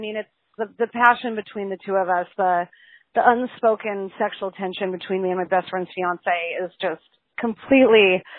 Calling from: Tucson, Arizona, United States; I'm calling from Tucson.

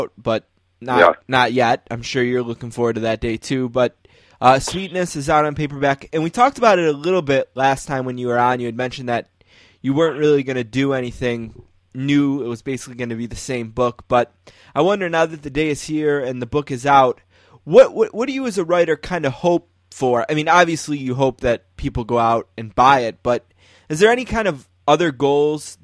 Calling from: North Tonawanda, New York, United States; I'm calling you from North Tonawanda, which is a suburb of Buffalo

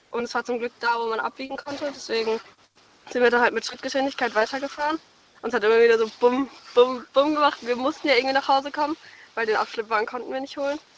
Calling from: Karlsruhe, Baden-Württemberg, Germany; ich komme aus Karlsruhe.

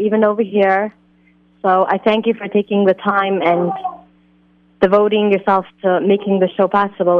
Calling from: Jerusalem, Jerusalem District, Israel; I'm actually calling from Jerusalem.

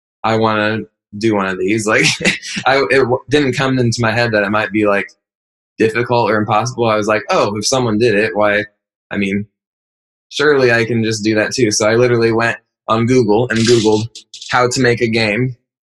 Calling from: Indianapolis, Indiana, United States; We're calling from Indianapolis, Indiana.

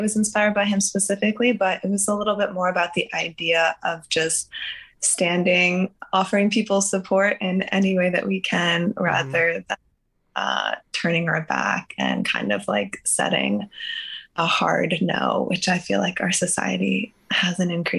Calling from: New York, United States; I'm calling from New York.

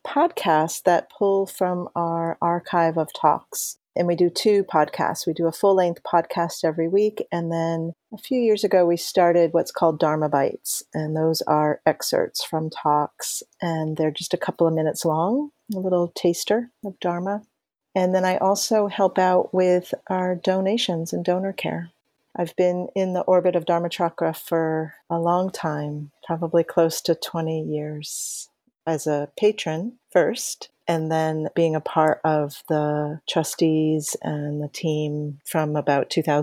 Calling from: Boston, Massachusetts, United States; I'm calling in from Boston, Massachusetts in the United States.

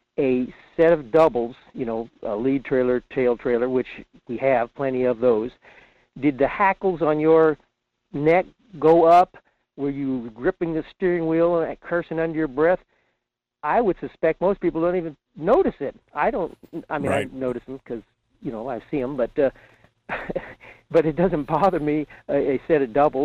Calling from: Fairbanks, Alaska, United States; in Fairbanks.

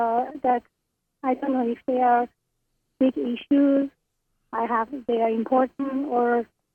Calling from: Canada; I'm calling from Canada.

